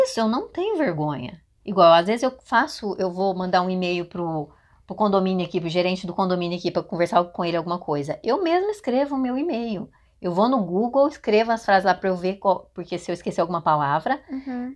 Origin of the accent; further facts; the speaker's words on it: Brazil; first language Portuguese; moved away as an adult; now in United States; não acham que a gente é uhum. brasileiro